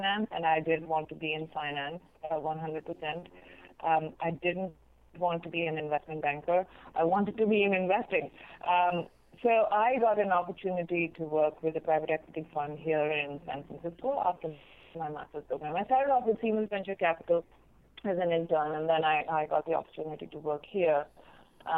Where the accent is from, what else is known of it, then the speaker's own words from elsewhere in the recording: India; moved away as an adult; also born or lived in Berkeley, United States; now in United States; I grew up in India and I did my undergrad there